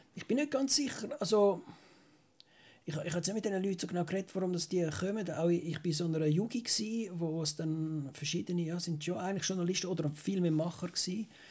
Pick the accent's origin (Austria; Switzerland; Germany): Switzerland; als Schweizer